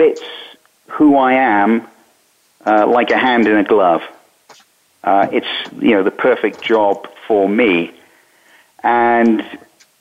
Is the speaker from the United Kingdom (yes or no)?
yes; United Kingdom; moved away as an adult; also born or lived in Bermuda; now in United States; I was born in Britain. I was trained as a journalist in Britain